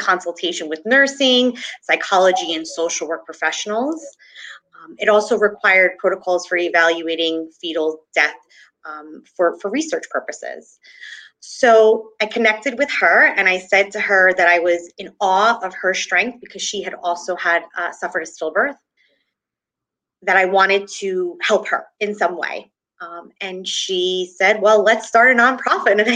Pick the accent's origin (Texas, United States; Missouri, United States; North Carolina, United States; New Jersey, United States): New Jersey, United States; I am from New Jersey